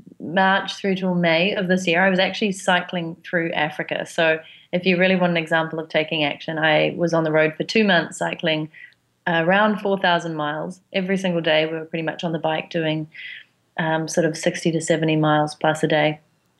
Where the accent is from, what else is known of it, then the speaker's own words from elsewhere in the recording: New Zealand; And the accent is because I'm from New Zealand.